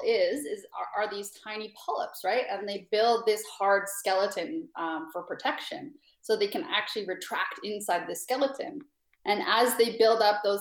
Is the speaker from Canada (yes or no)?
yes; Canada; moved away; I'm from Canada